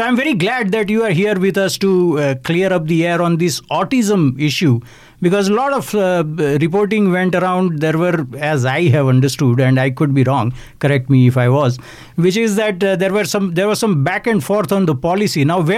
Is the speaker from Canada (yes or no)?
yes; Canada; Now, I'm not personally affected by that, but naturally, as a Canadian, I have to have concern for other Canadians as well.